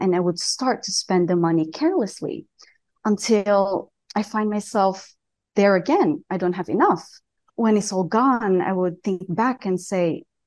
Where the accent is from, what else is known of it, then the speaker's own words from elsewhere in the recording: southern Philippines, Philippines; moved away as an adult; now in Colorado, United States; I told you I was from Colorado, but I actually moved there when I was 18. I grew up in a small village in the south of Philippines